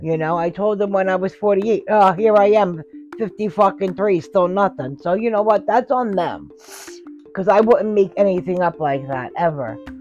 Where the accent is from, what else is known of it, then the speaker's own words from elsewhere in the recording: New York City, New York, United States; also born or lived in Hoboken, New Jersey; I grew up in Staten Island, New York. I was born in Hoboken